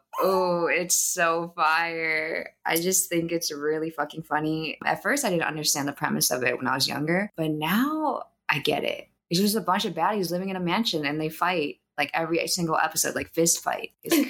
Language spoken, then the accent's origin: English; United States